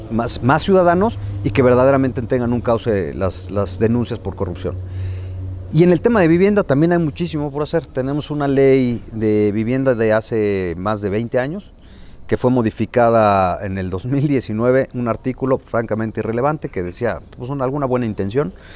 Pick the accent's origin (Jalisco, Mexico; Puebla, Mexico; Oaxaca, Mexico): Puebla, Mexico; soy poblano de nacimiento